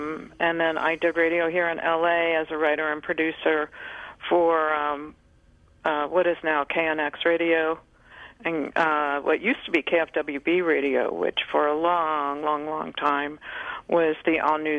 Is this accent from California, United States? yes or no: yes; California, United States; here in California in my hometown